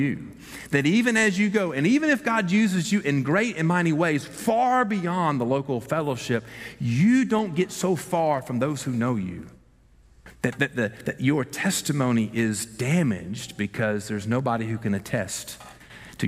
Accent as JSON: {"language": "English", "region": "the South", "country": "United States", "said": "We are from the South, after all, and we've been taught from birth that we're not to say anything ugly to anybody"}